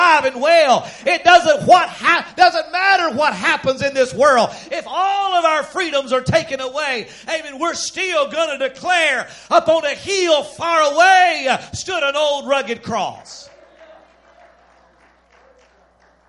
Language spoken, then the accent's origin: English; Texas, United States; I'm a proud American. And then I'm a Texan on top